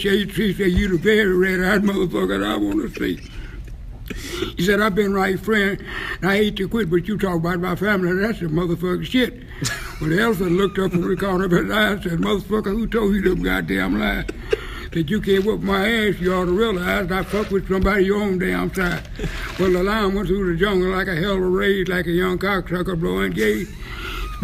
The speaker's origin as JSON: {"language": "English", "region": "Oklahoma", "country": "United States", "tie": "born or raised there", "also_born_or_lived": "Japan", "moved": "yes", "said": "as a kid growing up in Strangetown, Oklahoma, in the country"}